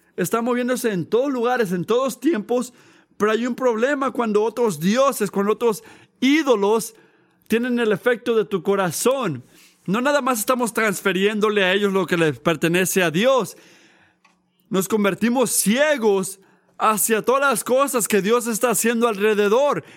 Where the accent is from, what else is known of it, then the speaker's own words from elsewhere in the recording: United States; yo soy americano